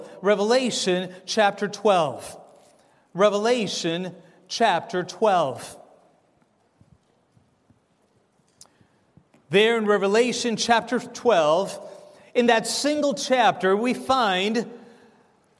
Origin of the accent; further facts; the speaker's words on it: Argentina; moved away; I'm from Argentina myself